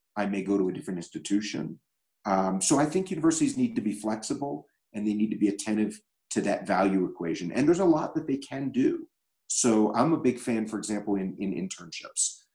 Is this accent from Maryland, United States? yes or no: yes; Baltimore, Maryland, United States; a publicly traded company based in my hometown of Baltimore